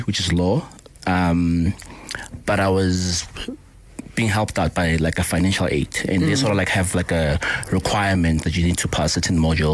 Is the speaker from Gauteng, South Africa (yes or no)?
no; Polokwane, Limpopo, South Africa; also born or lived in Alexandra, Johannesburg; I was born in Alex, but I was bred in Polokwane